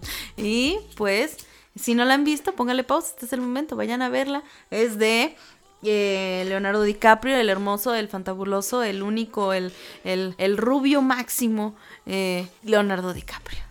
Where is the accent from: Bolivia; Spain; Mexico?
Mexico; somos mexicanos